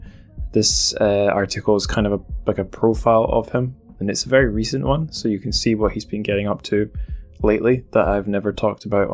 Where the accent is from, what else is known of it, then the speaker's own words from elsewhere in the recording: Scotland, United Kingdom; because I'm Scottish, but and I would say I kind of speak Scots, but there's plenty of vocabulary that I didn't grow up